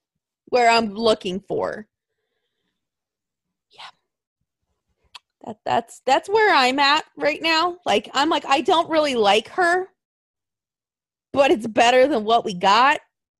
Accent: the South, United States; born there; Well, I was born in the South and that's all I heard.

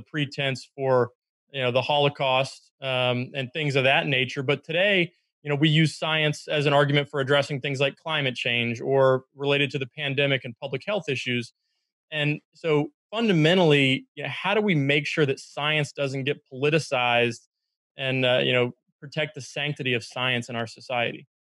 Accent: North Carolina, United States; I was raised in North Carolina

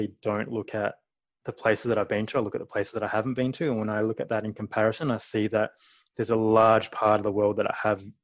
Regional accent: Perth, Western Australia, Australia; moved away as an adult; now in Calgary, Canada; I'm from Perth

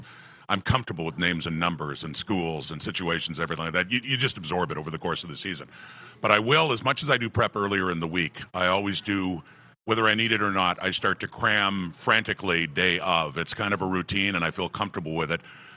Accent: Ottawa, Ontario, Canada; moved away; I was originally from Ottawa. I was an old Ottawa Rough Rider fan

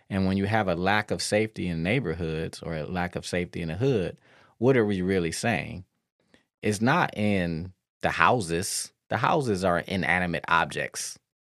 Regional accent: Detroit, Michigan, United States; I grew up in Detroit

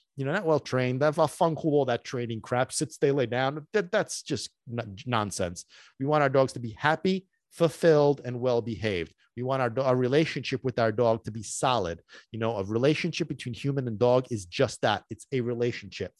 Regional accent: Sicily, Italy; moved away; I grew up in Sicily

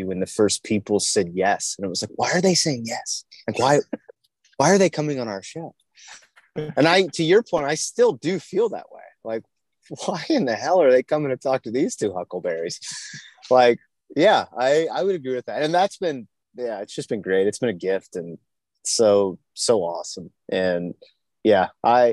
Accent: Virginia, United States; growing up in Virginia

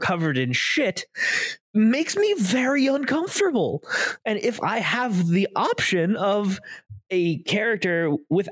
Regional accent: Florida, United States; I grew up in Florida

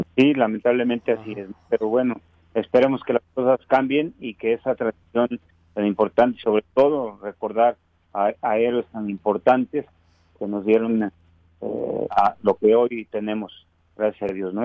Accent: Morelos, Mexico; yo sí soy de Morelos

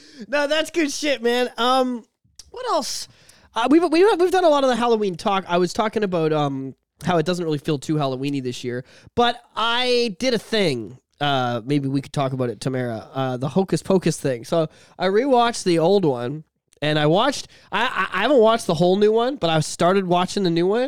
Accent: Canada; We're fucking hick-ass Canadians up here with our winter coats and our igloos, and our free healthcare.

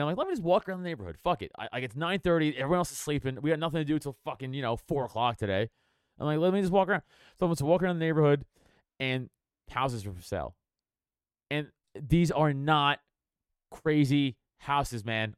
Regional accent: New York City, New York, United States; moved away; also born or lived in Brooklyn / West Hollywood; I grew up in South South Shore, Staten Island

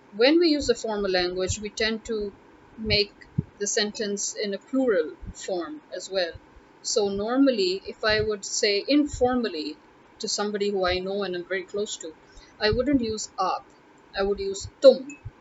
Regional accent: Lahore, Punjab, Pakistan; I am from Lahore

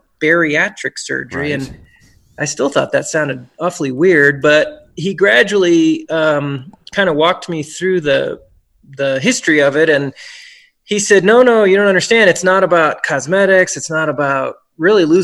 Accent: Brookfield, Wisconsin, United States; born or raised there; moved away as an adult; also born or lived in Memphis, Tennessee / Birmingham; now in Reno, United States

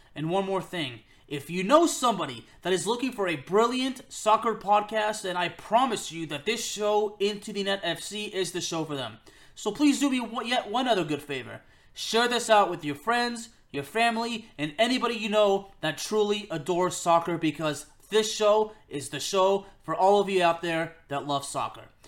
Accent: Lyon, Auvergne-Rhône-Alpes, France; he and I are from the same city, we're both from Lyon

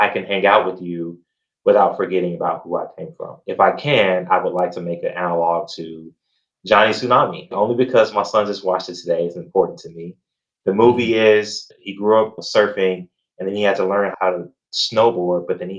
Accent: Gary, Indiana, United States; I grew up in Gary, Indiana

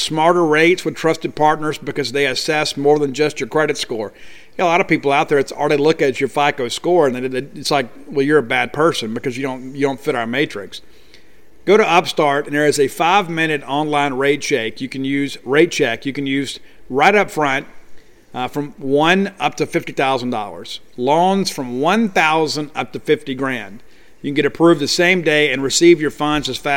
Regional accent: South Mississippi, United States; being from South Mississippi. We don't have any mountains in South Mississippi. I guess the closest thing we had in my hometown is Red Bluff

